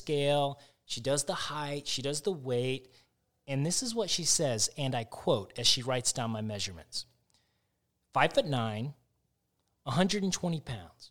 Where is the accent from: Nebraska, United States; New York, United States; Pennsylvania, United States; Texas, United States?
Texas, United States; Arlington; also born or lived in Los Angeles, California; I grew up in Arlington, so right around here